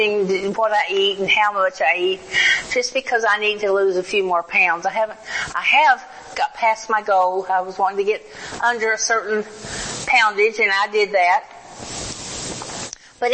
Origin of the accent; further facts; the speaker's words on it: the South, United States; now in Oklahoma, United States; I was raised in the South